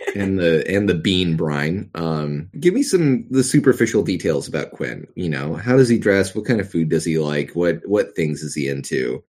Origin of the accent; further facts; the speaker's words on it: the South, United States; accent: Southern; growing up in the South, doing a Southern accent is very easy